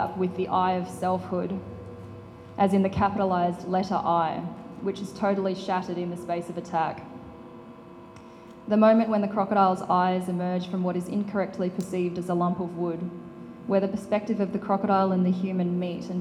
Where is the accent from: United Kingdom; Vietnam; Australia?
Australia; Northern Territory; I grew up in the Northern Territory